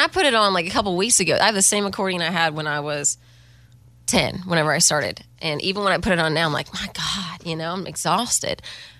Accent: Texas, United States; Texas is my foundation, you know. I'm also just, I feel like, one of those proud Texans, as any Texan is. But even just, like, growing up on the ranch or playing triple fiddles in a Western swing band across Texas

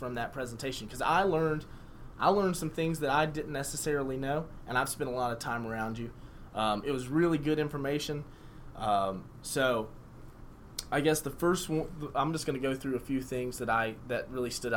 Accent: Spartanburg, South Carolina, United States; I'm from Spartanburg, and like Spartanburgers are the name of our citizens

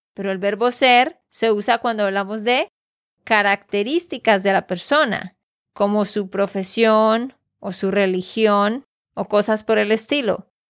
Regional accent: Santander, Colombia; de Santander, Colombia

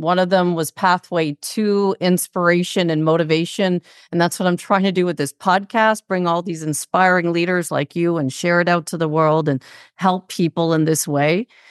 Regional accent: Toronto, Ontario, Canada; we're both from Toronto

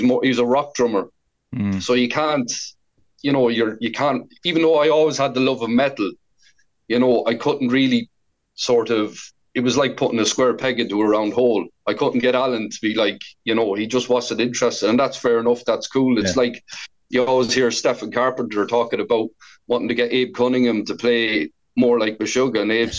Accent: Portarlington, Laois, Ireland; moved away as an adult; now in Galway, Ireland; I'm from Port Arlington in Laois. I've been living in Galway since 2004

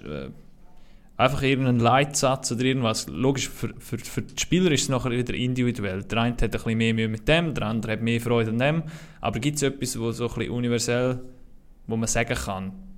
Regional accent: Switzerland; wir Schweizer

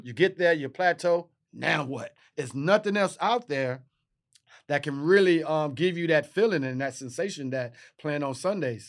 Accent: Texas, United States; I'm from Texas

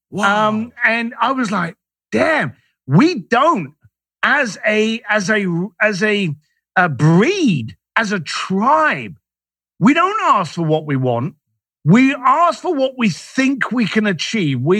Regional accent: London, United Kingdom; as a Irish lad growing up in East London, I was ignorant to anything.

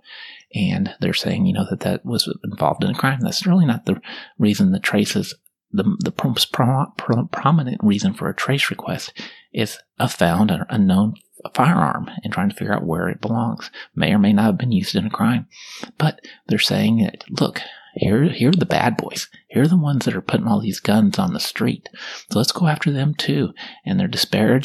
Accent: Kansas, United States; now in Texas, United States; I'm from Kansas, and apparently I grew up there.

